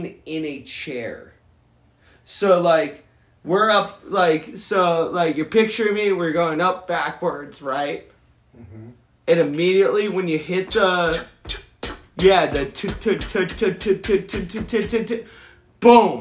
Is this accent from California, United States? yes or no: yes; Southern California, United States; growing up in Southern California.